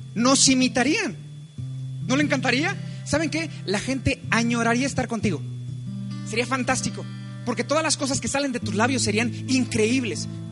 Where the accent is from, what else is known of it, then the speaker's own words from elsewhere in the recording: Mexico; como mexicanos